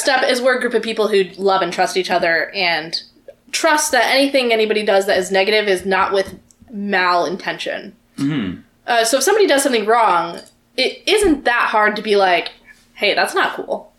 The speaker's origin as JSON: {"language": "English", "region": "the South", "country": "United States", "tie": "born or raised there", "said": "I grew up in the South"}